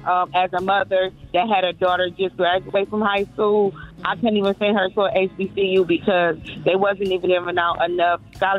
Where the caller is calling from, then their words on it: Toledo, Ohio, United States; I'm calling from Toledo, Ohio.